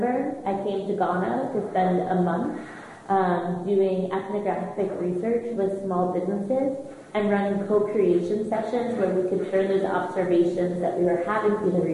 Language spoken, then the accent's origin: English; United States; accent: American; moved away as an adult; I'm sure you can hear in my accent that I'm American